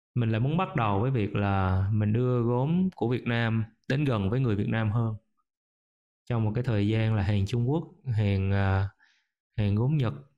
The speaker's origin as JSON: {"language": "Vietnamese", "country": "Vietnam", "said": "mình là một người Việt Nam mình có nền tảng của người Việt Nam"}